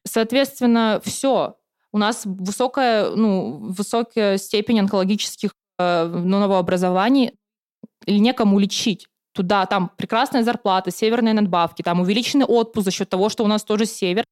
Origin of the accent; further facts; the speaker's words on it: Khanty-Mansiysk, Khanty-Mansi Autonomous Okrug, Russia; moved away as an adult; now in Saint Petersburg, Russia; я приехала из Ханты-Мансийска, я приехала отучиться в Санкт-Петербурге в Мечниково